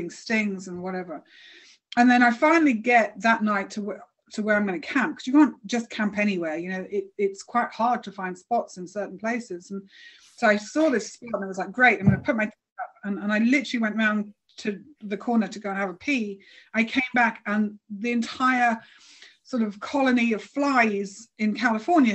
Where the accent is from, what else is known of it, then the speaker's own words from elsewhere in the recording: United Kingdom; I'm British